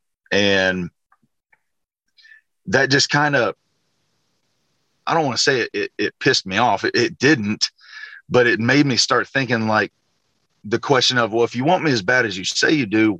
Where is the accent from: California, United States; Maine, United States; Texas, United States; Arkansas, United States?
Arkansas, United States; growing up in Arkansas, I didn't grow up dreaming for playing for the Razorbacks